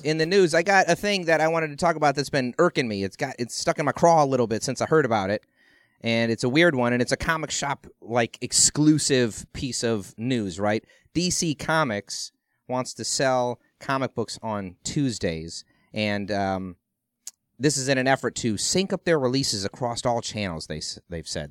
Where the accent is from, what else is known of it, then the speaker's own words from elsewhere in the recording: Ohio, United States; I grew up in Ohio